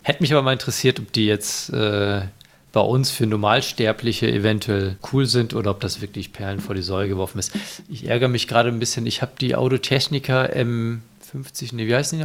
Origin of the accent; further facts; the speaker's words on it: Northern Germany, Germany; Ich als Norddeutscher